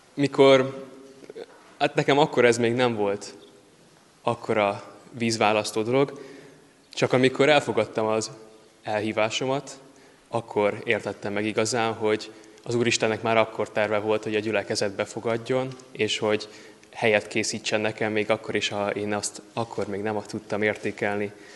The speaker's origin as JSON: {"language": "Hungarian", "town": "Kecskemét", "region": "Bács-Kiskun", "country": "Hungary", "tie": "born or raised there", "said": "Kecskeméten kereszteltek, itt nőttem fel, és én is itt konfirmáltam"}